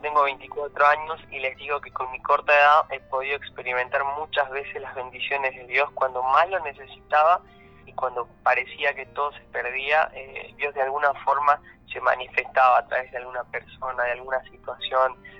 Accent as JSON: {"language": "Spanish", "town": "Perico", "region": "Jujuy", "country": "Argentina", "tie": "born or raised there", "moved": "as an adult", "lives_now": "Libertador San Martín, Argentina", "said": "yo nací en la provincia de Jujuy, eh, en una ciudad que se llama Perico. Muy bien. Así que ahí me crié, me formé"}